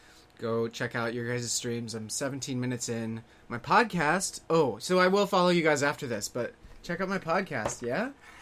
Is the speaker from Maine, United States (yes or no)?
no; California, United States; born there; now in Los Angeles, United States; I'm in L.A. Yeah, I was born in the Bay Area. Moved all over the place. Moved to L.A. a few years ago.